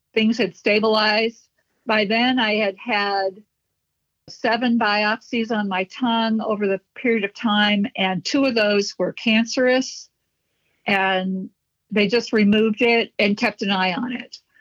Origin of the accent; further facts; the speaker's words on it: Chicago, Illinois, United States; I was born and raised in Chicago.